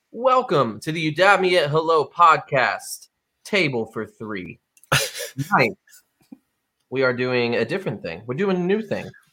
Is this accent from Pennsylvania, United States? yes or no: no; Rhode Island, United States; I didn't like Rhode Island. I wanted to get out. I did get out for about four years, and all I did was talk about how great Rhode Island was for four years. So I came back.